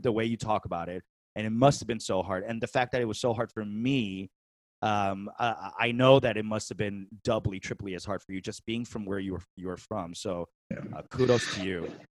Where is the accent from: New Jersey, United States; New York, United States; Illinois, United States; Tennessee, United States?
New York, United States; New York City; moved away as an adult; also born or lived in San Francisco, California; now in California, United States; I was born and raised in New York City